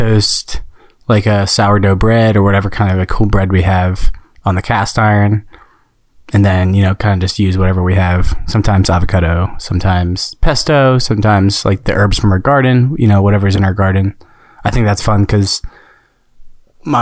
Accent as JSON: {"language": "English", "region": "New Jersey", "country": "United States", "moved": "yes", "lives_now": "Denver, United States", "said": "I live in Denver, Colorado with Madeline. And we are both from South Jersey"}